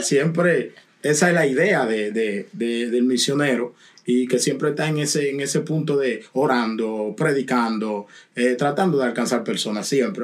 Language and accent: Spanish; Dominican Republic; yo soy dominicano